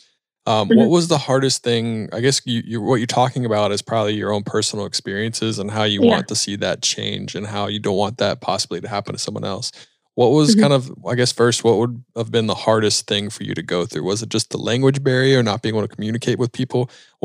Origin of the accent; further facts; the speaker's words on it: United States; I am an American